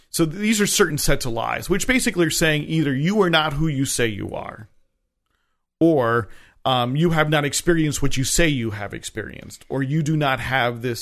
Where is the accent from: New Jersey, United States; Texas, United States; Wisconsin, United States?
New Jersey, United States; I'm from New Jersey.